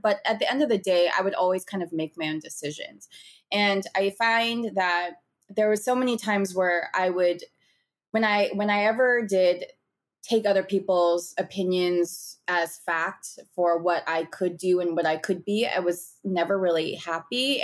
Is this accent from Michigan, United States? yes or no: no; San Gabriel Valley, Southern California, United States; I grew up in the sixty-six and Gabriel Valley in Southern California